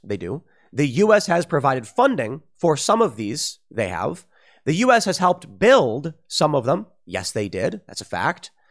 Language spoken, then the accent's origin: English; United States; I'm an American